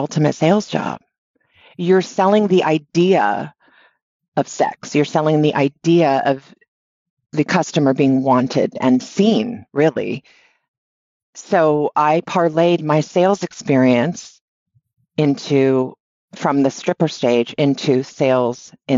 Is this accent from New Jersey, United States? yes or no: no; Honolulu, Hawaii, United States; I grew up in Honolulu, Hawaii